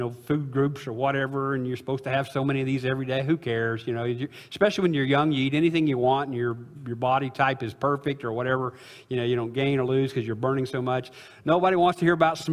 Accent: Illinois, United States; I'm from Illinois, but we're Cardinal fans where I live

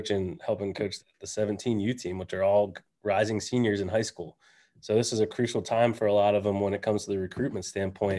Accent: just outside of Pittsburgh, Pennsylvania, United States; now in Lehigh Valley, United States; the town that I grew up just outside of Pittsburgh

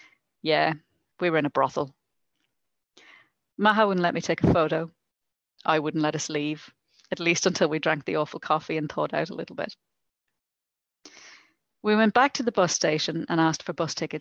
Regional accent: Ireland; moved away; I'm Irish.

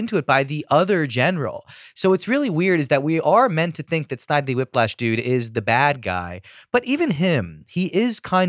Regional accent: Philadelphia, Pennsylvania, United States; I'm from Philadelphia.

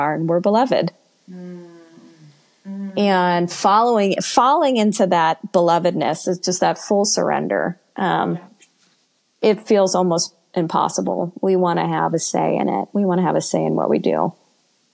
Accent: United States; former evangelical American Christian

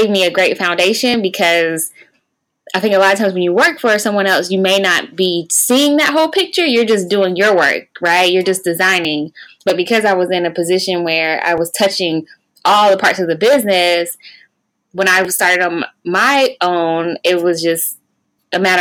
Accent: Raleigh, North Carolina, United States; also born or lived in Atlanta, Georgia; I was actually born and raised in Raleigh

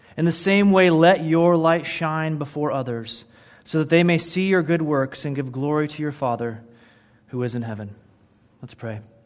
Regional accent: Michigan, United States; moved away; I grew up in Michigan, and it snowed there like, like really snowed there

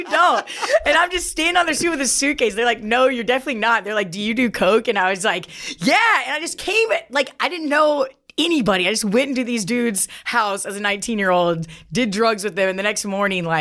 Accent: Kentucky, United States; accent: country; moved away as an adult; also born or lived in New York; I'm from Kentucky, so like I hated everything growing up.

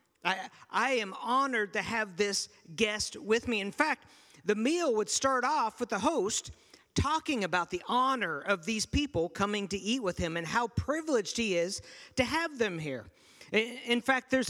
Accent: Kansas, United States; also born or lived in Pittsburgh, Pennsylvania; when I was six, I moved from Pittsburgh, Pennsylvania to Kansas.

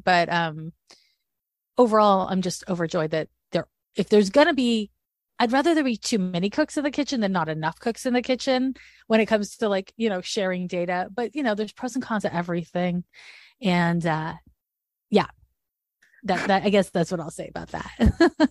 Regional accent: Montreal, Quebec, Canada; moved away as an adult; also born or lived in San Francisco; I'm from Montreal, Quebec, where the school system's different

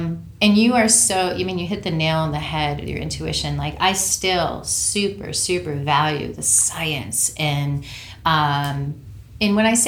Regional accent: New Hampshire, United States; moved away as an adult; also born or lived in California; Grew up in New Hampshire. Okay. And I moved to California when I was 18.

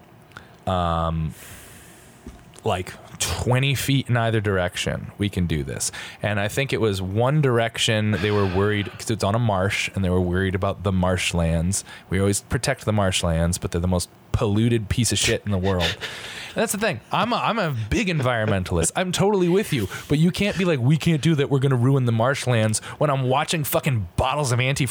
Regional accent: Stratford, Connecticut, United States; Stratford, Connecticut, my hometown

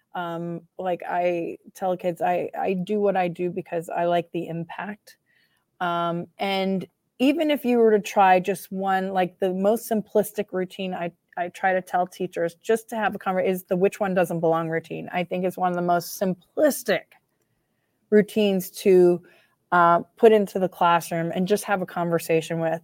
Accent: United Kingdom; I'm British

